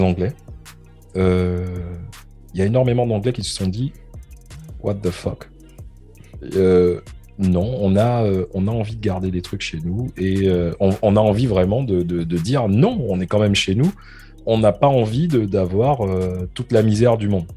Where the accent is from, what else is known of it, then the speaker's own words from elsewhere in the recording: France; now in London, United Kingdom; je suis français